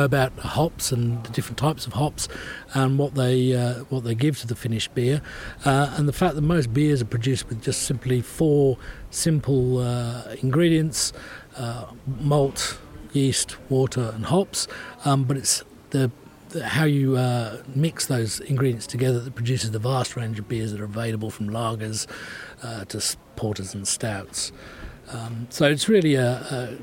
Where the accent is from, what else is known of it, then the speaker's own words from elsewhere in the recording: England, United Kingdom; Being English